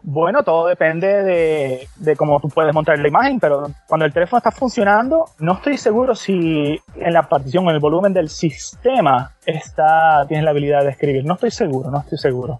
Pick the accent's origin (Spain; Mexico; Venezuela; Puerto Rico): Puerto Rico; San Juan; now in West Palm Beach, United States; soy nacido y criado en San Juan, Puerto Rico.